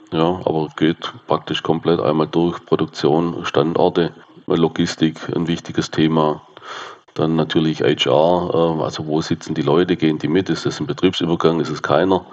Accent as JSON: {"language": "German", "region": "south-west Germany", "country": "Germany", "said": "komme ich aus dem Südwesten der Republik. Kann man, glaube ich, auch äh, sehr gut hören."}